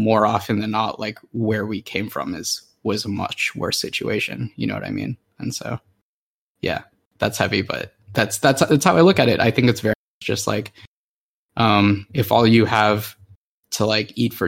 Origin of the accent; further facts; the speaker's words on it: Anchorage, Alaska, United States; I grew up in Anchorage and we were like kind of isolated.